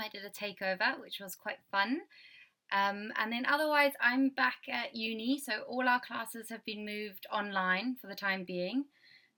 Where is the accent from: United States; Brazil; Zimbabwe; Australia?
Zimbabwe; moved away as an adult; also born or lived in Scotland; now in Dundee, United Kingdom; I am from Zimbabwe